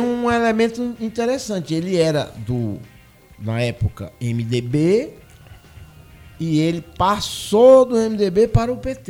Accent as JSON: {"language": "Portuguese", "town": "Fortaleza", "region": "Ceará", "country": "Brazil", "tie": "born or raised there", "also_born_or_lived": "Santa Luzia, Paraíba", "moved": "as an adult", "lives_now": "Brasília, Brazil", "said": "Eu sou cearense, nascido em Fortaleza"}